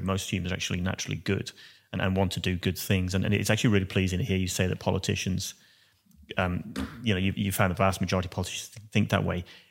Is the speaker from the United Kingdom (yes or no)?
yes; Wales, United Kingdom; now in Australia; being a Welshman